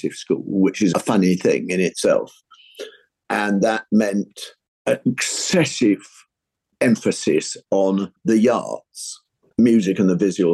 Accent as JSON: {"language": "English", "region": "London", "country": "United Kingdom", "tie": "born or raised there", "said": "I was brought up in British North London, meaning NW, NW3, Hampstead."}